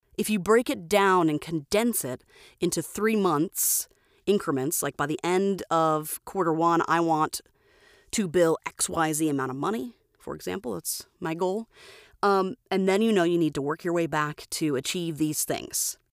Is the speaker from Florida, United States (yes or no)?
yes; Florida, United States; now in Twin Falls, Idaho, United States; I'm originally from Florida